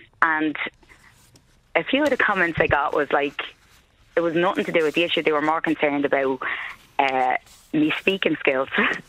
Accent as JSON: {"language": "English", "town": "Dublin", "region": "Leinster", "country": "Ireland", "tie": "born or raised there", "accent": "Dublin working class accent", "said": "I'm born, bred, several generations of Talla."}